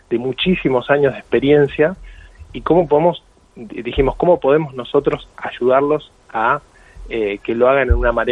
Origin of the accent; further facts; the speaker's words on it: Argentina; accent: Argentine; yo soy argentino, se me nota en el acento